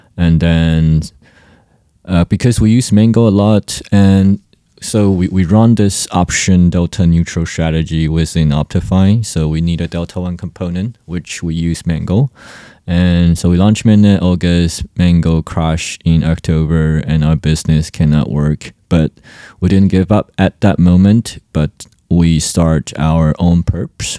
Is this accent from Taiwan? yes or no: yes; Taiwan; I'm from Taiwan and currently based in Taiwan.